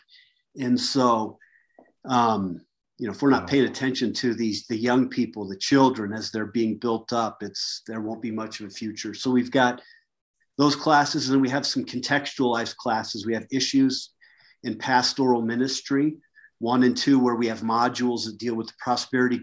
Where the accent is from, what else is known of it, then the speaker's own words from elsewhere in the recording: United States; also born or lived in Mozambique / Kentucky / Colorado; I was a good old American boy